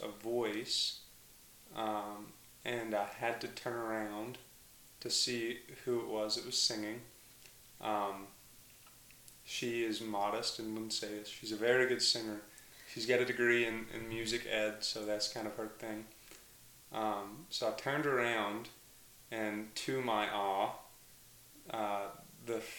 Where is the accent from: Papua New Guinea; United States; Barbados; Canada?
United States; Mountain View, Arkansas; I grew up in Mountain View, Arkansas.